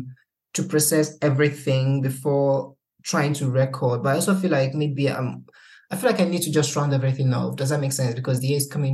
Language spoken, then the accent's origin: English; Nigeria; moved away; living outside of the country as a Nigerian